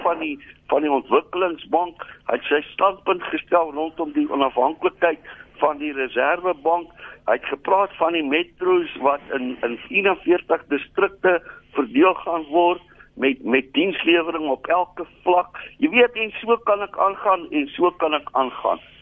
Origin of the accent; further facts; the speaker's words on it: South Africa; ek voel as 'n Suid-Afrikaner